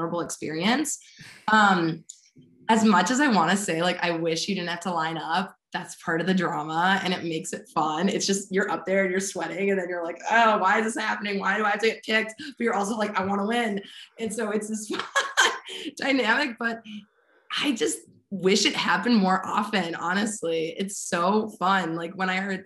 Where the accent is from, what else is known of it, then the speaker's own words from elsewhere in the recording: East Coast, United States; moved away; also born or lived in Midwest; I'm from the East Coast originally. And so people are really forward and direct